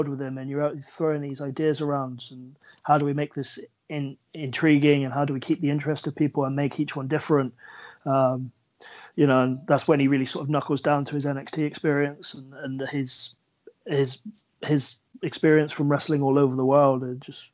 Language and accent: English; Plymouth, South West England, United Kingdom; moved away as an adult; now in Swindon, United Kingdom; as much as I love Plymouth and, you know, I'm proud of my hometown